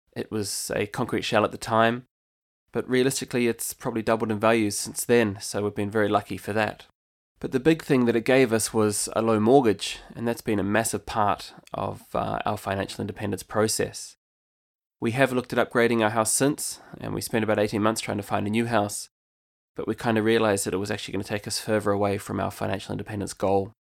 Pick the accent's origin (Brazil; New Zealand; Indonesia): New Zealand; moved away as an adult; now in County Limerick, Ireland; I'm actually originally from New Zealand, and I've called Ireland home since two thousand eleven.